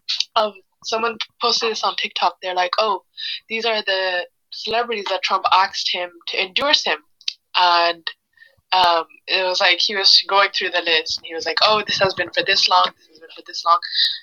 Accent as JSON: {"language": "English", "country": "Australia", "said": "Maybe because I'm Australian."}